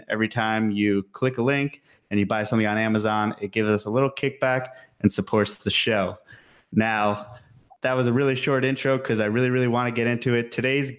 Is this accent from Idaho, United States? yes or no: no; New York, United States; as someone from New York also